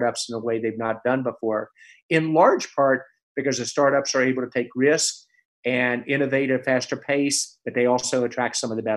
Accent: West Virginia, United States; moved away; my home state, West Virginia

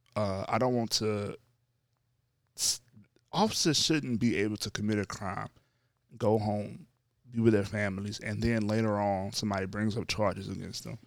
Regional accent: North Louisiana, United States; I grew up in North Louisiana

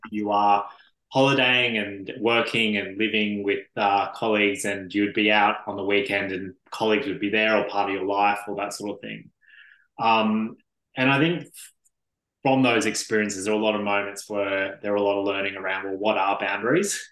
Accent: Brisbane, Queensland, Australia; now in Melbourne, Australia; originally a Brisbane boy

